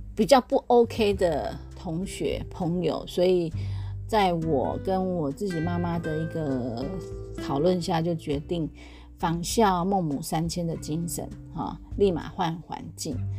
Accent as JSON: {"language": "Chinese", "country": "Taiwan", "moved": "as an adult", "said": "像我们台湾有这么多的早餐店、美而美啊这些"}